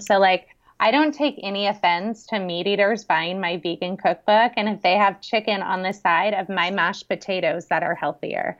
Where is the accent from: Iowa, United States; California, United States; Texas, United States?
California, United States; San Francisco Bay Area; now in Kauai, United States; right outside of San Francisco in the Bay Area